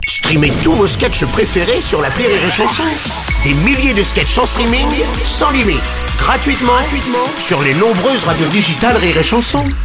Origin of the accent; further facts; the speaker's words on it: France; je suis français